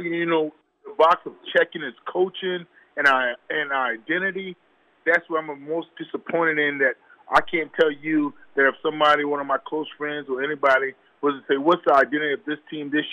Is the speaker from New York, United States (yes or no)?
no; South Carolina, United States; I'm from South Carolina